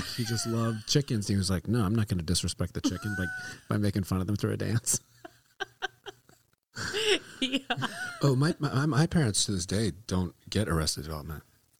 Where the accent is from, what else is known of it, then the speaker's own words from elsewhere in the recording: the South, United States; I grew up in the South